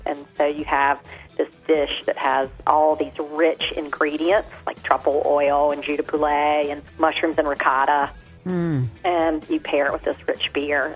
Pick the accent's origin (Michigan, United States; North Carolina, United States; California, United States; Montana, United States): North Carolina, United States; Tarboro; I married someone who loves my hometown as much as I do because he's passionate about making Tarboro such a special, special place